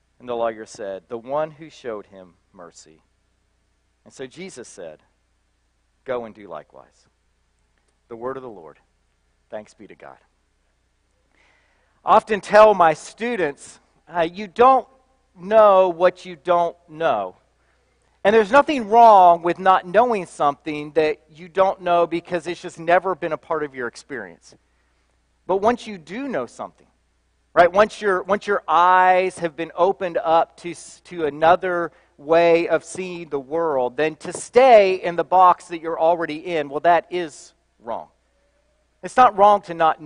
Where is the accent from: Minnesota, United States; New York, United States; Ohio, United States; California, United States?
Ohio, United States; Belpre; moved away; Southeast Ohio, right on the banks of the Ohio River, in a little town called Belpre, Ohio